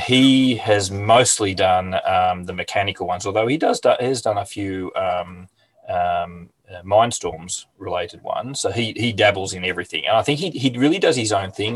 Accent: Hastings, Victoria, Australia; I'm in a little town called Hastings, which is about an hour's drive south of Melbourne on the Mornington Peninsula. Um, mm. lived here all my life. I have moved away, but I ended up coming back to my hometown

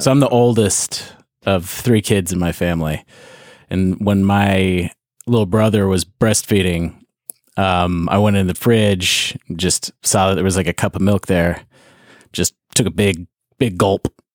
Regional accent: Hickory, North Carolina, United States; I'm from Hickory, North Carolina.

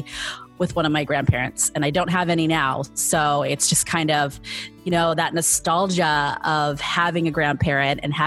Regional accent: San Mateo, California, United States; I was born and raised in San Mateo, California, a tiny city on the peninsula in California on the West Coast

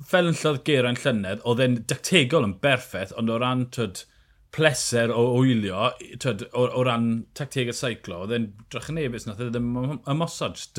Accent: Wales, United Kingdom; fel Cymro, fi'n gyfidio.

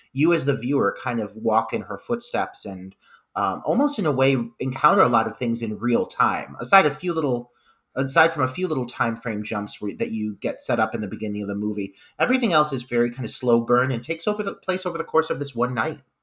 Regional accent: Midwest, United States; now in Ohio, United States; the Midwesterner in me

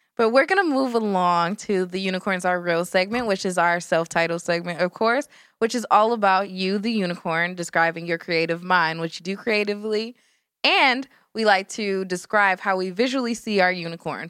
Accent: Detroit, Michigan, United States; growing up in Southwest Detroit

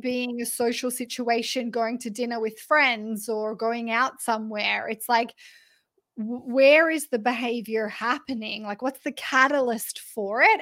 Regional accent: Australia; I'm Australian

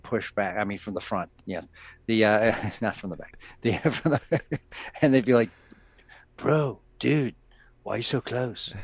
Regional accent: New York, United States; I grew up in New York

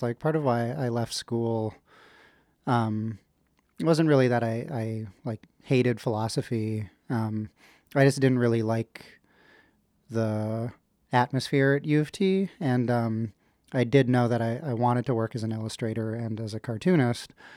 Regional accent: Ottawa, Ontario, Canada; also born or lived in Kingston; I was born in Kingston, but, uh, I grew up in Ottawa

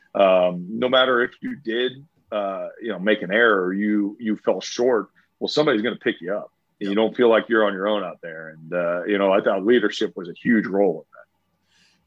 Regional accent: St. Petersburg, Florida, United States; born and raised in St. Pete

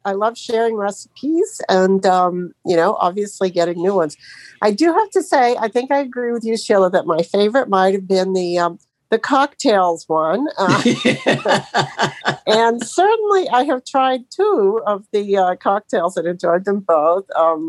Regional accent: Sebring, Florida, United States; I'm from Florida, Sebring, Florida, down the road from Sheila.

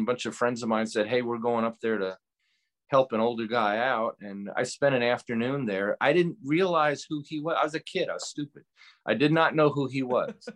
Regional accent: Beacon, New York, United States; moved away; I'm from New York originally

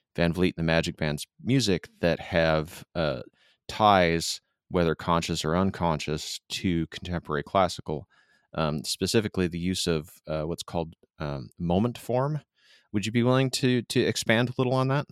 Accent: Midwest, United States; now in Southern California, United States; grew up in the, the Midwest

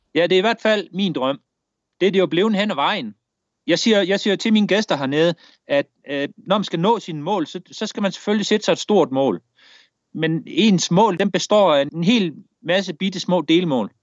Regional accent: Denmark; moved away as an adult; now in Brazil; en værnepligt hjemme i Danmark

